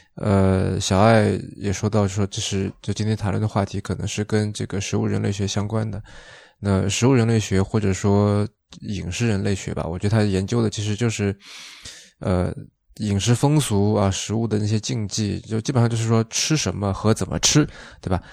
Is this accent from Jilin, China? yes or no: no; Shaoxing, Zhejiang, China; 因为我是绍兴人嘛。就其实我那边产酒，然后那种酒就叫做绍兴酒